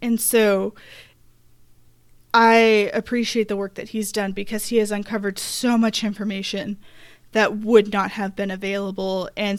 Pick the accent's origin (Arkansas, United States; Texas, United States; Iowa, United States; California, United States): Arkansas, United States; Then I got a lot of information from growing up in Arkansas, watching news coverage there.